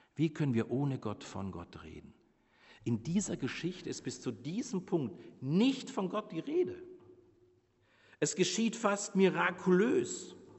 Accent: Bavaria, Germany; moved away; Ich komme ja aus Bayern

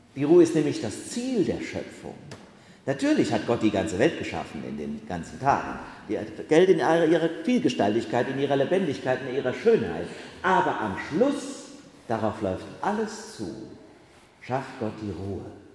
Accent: Bacharach, Rhineland-Palatinate, Germany; in Bacharach, in meinem Heimatort

